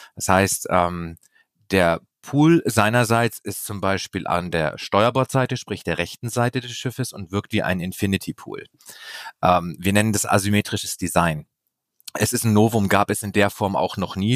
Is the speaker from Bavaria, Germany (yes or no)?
yes; Bavaria, Germany; Ich komme sogar aus Bayern